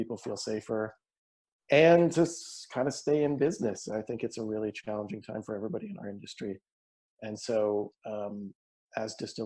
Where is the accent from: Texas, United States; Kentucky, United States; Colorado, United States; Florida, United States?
Kentucky, United States; Eastern; moved away; I grew up in Kentucky, and I grew up in Eastern Kentucky